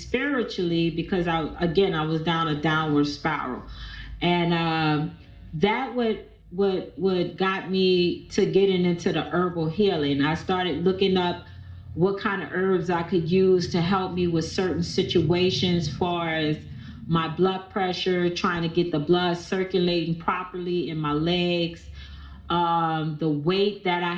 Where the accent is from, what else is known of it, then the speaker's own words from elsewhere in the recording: New Orleans, Louisiana, United States; I'm from here in New Orleans, Louisiana